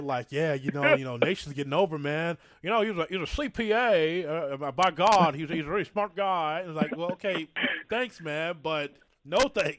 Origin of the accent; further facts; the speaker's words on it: Chicago, Illinois, United States; growing up in Chicago